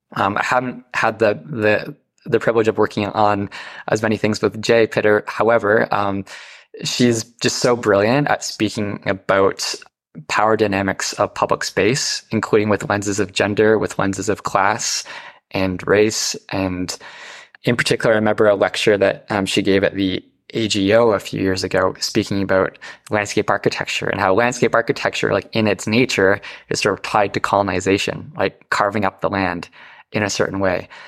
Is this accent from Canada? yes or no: yes; North Bay, Ontario, Canada; now in Toronto, Canada; I grew up in Northern Ontario in the North Bay area, small town, very rural life.